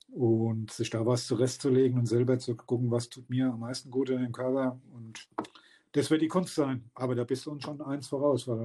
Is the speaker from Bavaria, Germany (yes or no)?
no; Rodgau, Hesse, Germany; moved away as an adult; now in Palatinate, Germany; in meiner Heimat, ich bin ja auch eigentlich nur Gast in der Pfalz seit 20 Jahren.